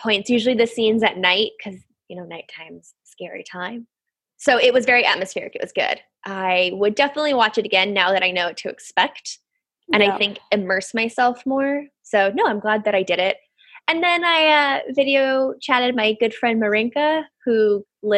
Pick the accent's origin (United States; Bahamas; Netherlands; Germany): United States; now in United Kingdom; being American